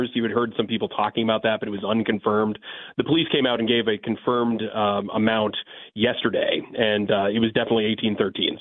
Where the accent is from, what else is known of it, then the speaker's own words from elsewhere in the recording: Bangor, Maine, United States; now in Portland, United States; I grew up in Bangor, so that would be about an hour away from Waterville. Right now, I'm down near Portland.